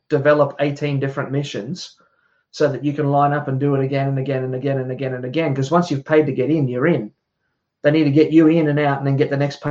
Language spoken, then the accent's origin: English; Australia; me growing up in Australia